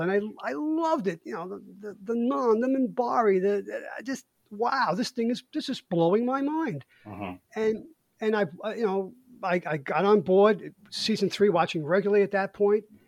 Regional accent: New York City, New York, United States; accent: Brooklyn; I grew up in Brooklyn in the '60s, and I grew up with the sound of Motown

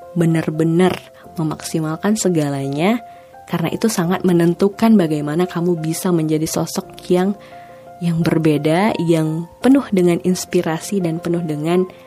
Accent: Langsa, Aceh, Indonesia; kota aku, kota Langsa

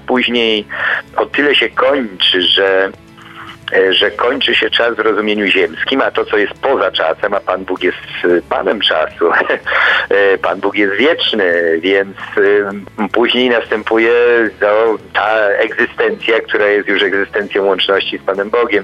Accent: Poland; wychowywałem się w końcu w Polskiej Rzeczpospolitej Ludowej

